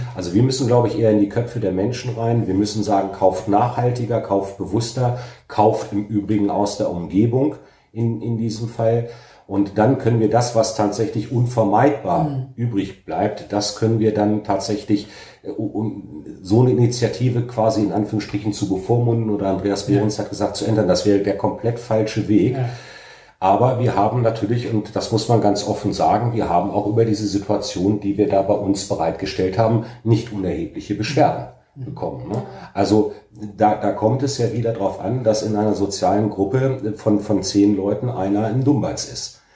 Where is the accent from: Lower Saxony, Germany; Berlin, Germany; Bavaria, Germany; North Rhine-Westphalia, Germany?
Lower Saxony, Germany; Alfeld; ich in meiner Heimat und Geburtsstadt engagiert, kompetent und mit wirklich Herzblut für unsere Sache kämpfe